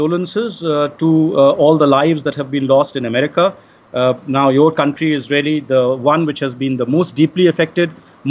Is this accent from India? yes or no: yes; India; first language Hindi; English is a second language; to be in Delhi, to be in my home country